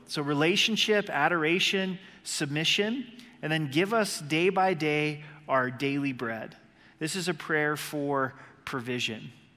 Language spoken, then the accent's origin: English; Southern Oregon, United States; Growing up in Southern Oregon on the, the Rogue River